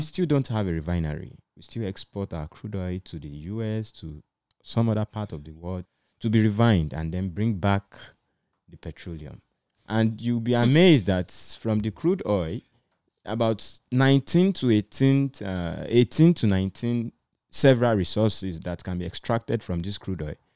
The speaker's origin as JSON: {"language": "English", "country": "Nigeria", "said": "as a Nigerian"}